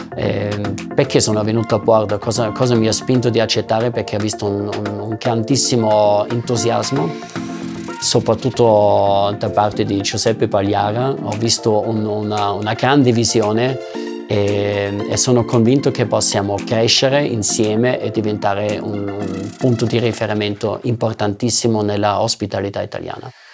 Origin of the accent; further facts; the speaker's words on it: Austria; first language German; Italian is a second language; now in Italy; parlo ovviamente la mia madrelingua che sarebbe il tedesco perché sono austriaco